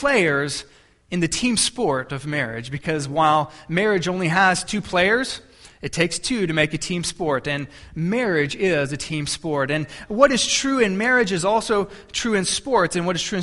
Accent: Texas, United States; I'm from Texas

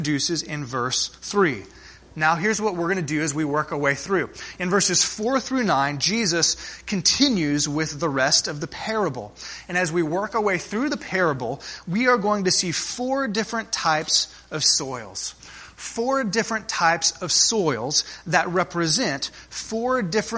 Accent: South Texas, United States; growing up in South Texas

